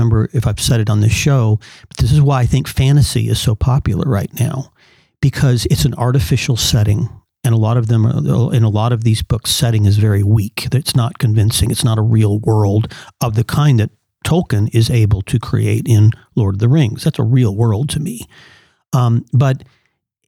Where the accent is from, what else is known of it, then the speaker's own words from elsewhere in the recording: Southern California, United States; I grew up in Southern California